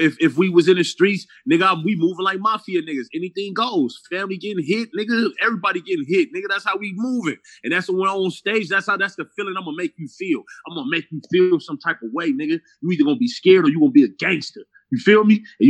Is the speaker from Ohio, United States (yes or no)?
no; Los Angeles, California, United States; I'm from L.A. I'm from South Central